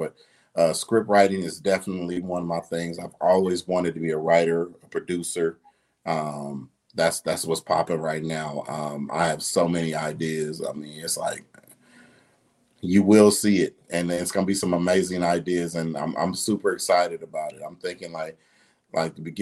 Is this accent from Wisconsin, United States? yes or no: no; Detroit, Michigan, United States; also born or lived in Ohio; now in Dallas, United States; I'm originally from Detroit